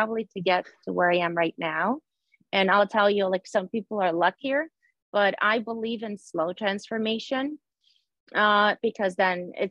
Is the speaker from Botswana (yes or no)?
no; Ukraine; now in New Jersey, United States; I live in New Jersey. Originally, I'm from Ukraine